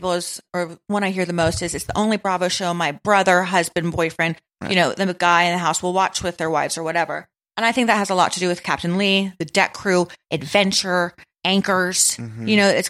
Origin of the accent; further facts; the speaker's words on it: Melbourne, Victoria, Australia; my hometown in Melbourne